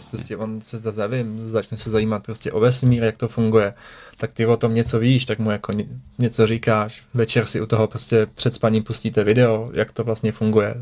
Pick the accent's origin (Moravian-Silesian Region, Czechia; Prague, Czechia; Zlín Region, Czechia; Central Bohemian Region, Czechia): Prague, Czechia; moved away as an adult; now in Central Bohemia, Czech Republic; já jsem se narodil v Praze, že jo. Žil jsem vlastně celý život v Praze